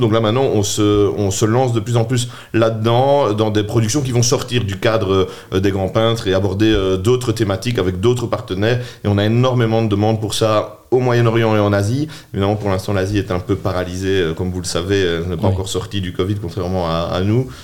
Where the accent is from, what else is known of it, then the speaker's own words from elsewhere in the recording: Charleroi, Wallonia, Belgium; also born or lived in Namur; je suis né à Charleroi, je suis né à Mont-sur-Marchienne, j'ai fait mes, premières primaires à sur marchienne j'ai étudié au Collège du Sacré-Cœur chez les Jésuites euh, en secondaire